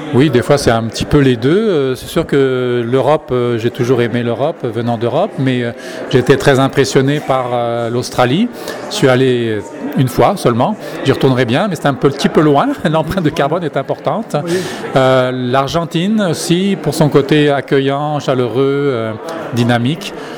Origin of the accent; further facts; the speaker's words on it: France; now in Canada; en tant que Français, je retourne en France une fois par année